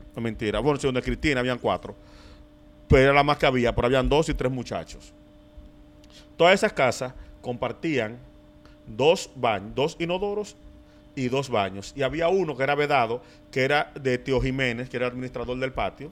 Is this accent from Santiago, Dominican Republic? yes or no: no; Santo Domingo, Distrito Nacional, Dominican Republic; yo nací, me crié aquí. Yo me mudé de Villas Consuelo en el 2009